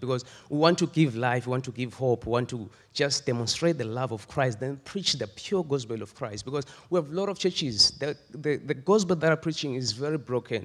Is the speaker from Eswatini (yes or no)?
yes; Eswatini; moved away; I'm a Swazi. I was born and raised in Swaziland.